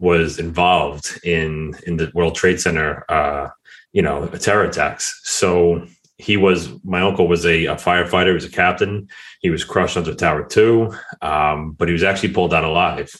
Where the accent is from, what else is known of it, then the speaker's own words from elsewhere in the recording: Mineola, New York, United States; I grew up right outside of New York City in a town called Mineola, which is on Long Island